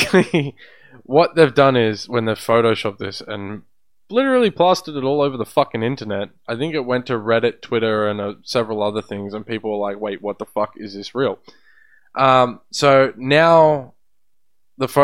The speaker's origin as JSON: {"language": "English", "country": "Australia", "said": "We're Australian."}